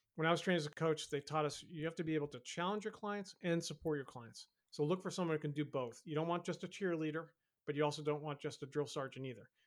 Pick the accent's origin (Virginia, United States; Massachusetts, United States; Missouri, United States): Massachusetts, United States; Boston; my hometown Boston